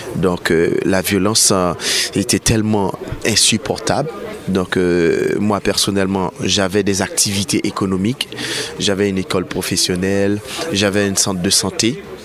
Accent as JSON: {"language": "French", "country": "Haiti", "moved": "as an adult", "lives_now": "Paris, France", "said": "je suis de nationalité haïtienne. Donc euh, ça fait 5 ans que je vis à Paris."}